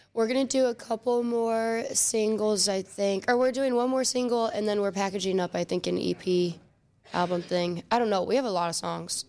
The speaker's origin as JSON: {"language": "English", "town": "Willoughby", "region": "Ohio", "country": "United States", "tie": "born or raised there", "also_born_or_lived": "Solon, Ohio / Knoxville, Tennessee / Cleveland, Ohio", "said": "I grew up in Willoughby and then also in Solon"}